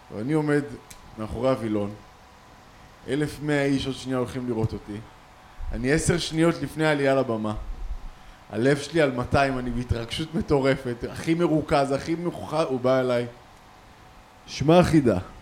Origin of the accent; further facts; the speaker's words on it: Tel Aviv, Tel Aviv District, Israel; אנחנו מתל אביב